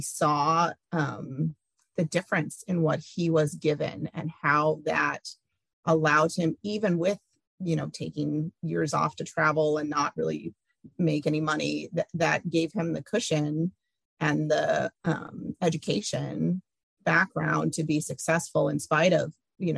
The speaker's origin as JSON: {"language": "English", "town": "Iowa City", "region": "Iowa", "country": "United States", "tie": "born or raised there"}